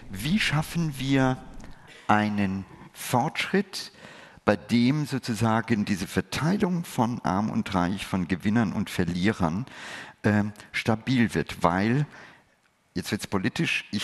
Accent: India; Ich gehöre zu den Menschen, die aus einem Land kommen oder ein Teil, ich habe meine Kindheit in Indien verlebt.

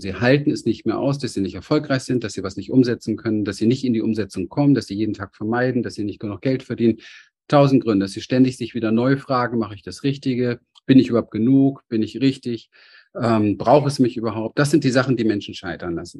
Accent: Berlin, Germany; ich bin als kleines Kind in Berlin aufgewachsen, Hinterhofskind, arme Verhältnisse

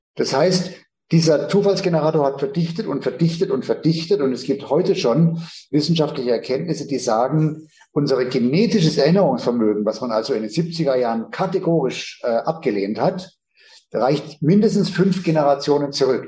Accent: Northern Germany, Germany; ich stamme ja aus dem Hohen Norden

